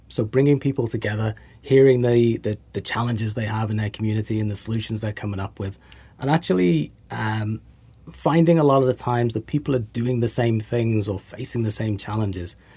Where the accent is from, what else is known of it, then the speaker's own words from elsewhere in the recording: England, United Kingdom; also born or lived in United States; now in New Zealand; I'm English